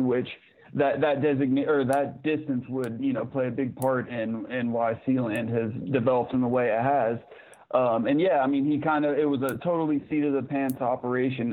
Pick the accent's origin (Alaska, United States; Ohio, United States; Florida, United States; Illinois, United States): Ohio, United States; Zanesville; I'm I'm from Zanesville, Ohio, so just in the barely earliest foothill